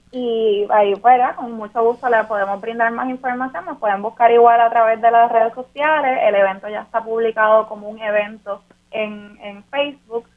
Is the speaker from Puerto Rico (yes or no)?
yes; Puerto Rico; nos pensamos como puertorriqueñas y puertorriqueños